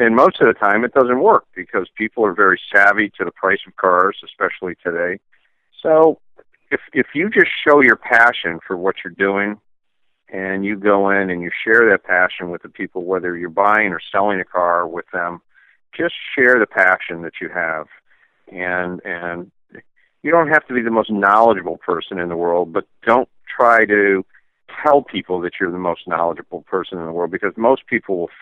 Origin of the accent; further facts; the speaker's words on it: Glastonbury, Connecticut, United States; I was born in Glastonbury, Connecticut, to a car nut